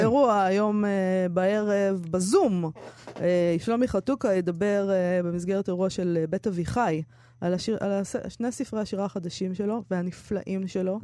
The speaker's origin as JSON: {"language": "Hebrew", "town": "Herzliya", "region": "Tel Aviv District", "country": "Israel", "tie": "born or raised there", "said": "הספרייה שהייתי הולכת אליה בילדותי, בהרצליה"}